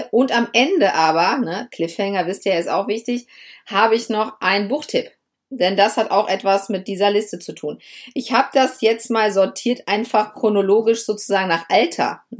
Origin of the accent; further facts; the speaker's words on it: Lower Saxony, Germany; Ja, ich komme ja aus Niedersachsen und wir hatten, bis ich, ich glaube, bis ich, glaube ich, zwölf oder dreizehn Jahre alt war, tatsächlich nur drei Fernsehsender.